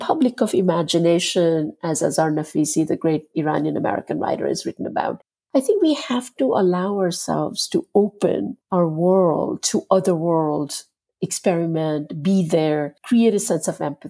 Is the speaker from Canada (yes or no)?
no; India; now in United States; born and raised in India and having studied Indian art and philosophy and culture